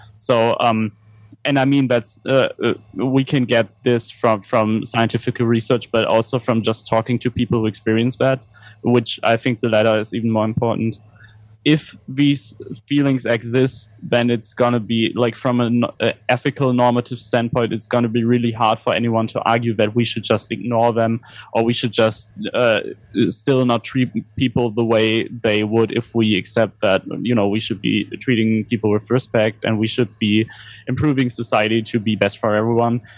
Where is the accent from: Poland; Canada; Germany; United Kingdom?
Germany; growing up in Germany